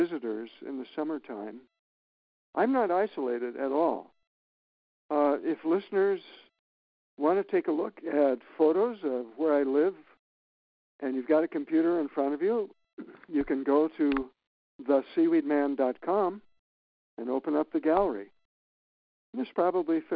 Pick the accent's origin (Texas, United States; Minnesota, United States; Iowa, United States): Minnesota, United States; moved away as an adult; also born or lived in Florida; now in Maine, United States; I grew up in Minnesota, and I sat in boats with my dad fishing